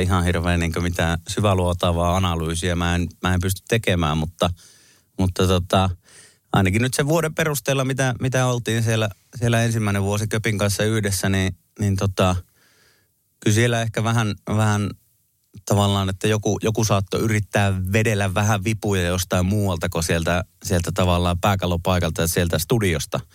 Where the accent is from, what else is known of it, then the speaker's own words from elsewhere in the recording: Kemi, Lapland, Finland; moved away; vaikka mä en ole Kemissä syntynyt, niin siellä olen kuitenkin koko on nuoruuteni ja alkuvuoteni viettänyt